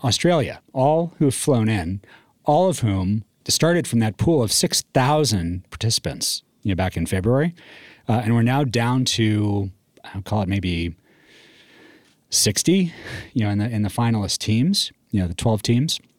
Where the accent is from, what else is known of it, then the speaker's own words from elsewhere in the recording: Northeast, United States; also born or lived in Texas; now in Colorado, United States; I grew up in the Northeast